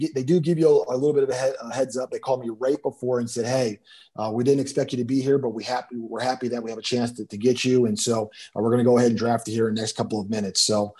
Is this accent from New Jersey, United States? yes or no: yes; Trenton, New Jersey, United States; I'm originally from New Jersey. I was born in Trenton.